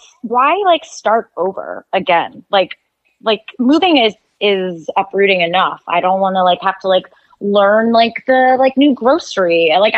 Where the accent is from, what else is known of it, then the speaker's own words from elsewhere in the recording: Ohio, United States; moved away; also born or lived in Chicago; I'm not from Chicago, but thank you. I'm from Ohio.